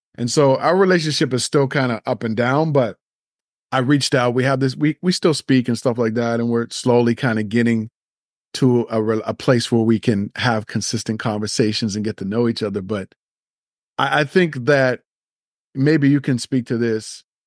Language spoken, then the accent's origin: English; Nova Scotia, Canada; I grew up in Nova Scotia